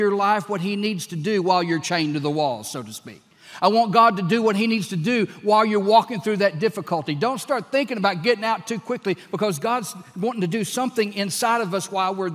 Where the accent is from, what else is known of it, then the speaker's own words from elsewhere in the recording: Texas, United States; I am a Texan.